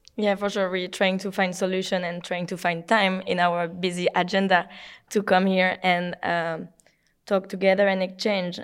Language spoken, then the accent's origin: English; France; from France